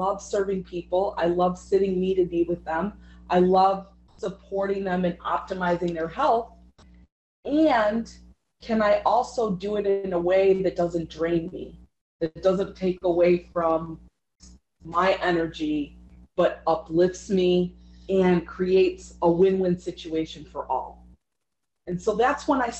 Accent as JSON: {"language": "English", "town": "Chicago", "region": "Illinois", "country": "United States", "tie": "born or raised there", "said": "I grew up in Chicago"}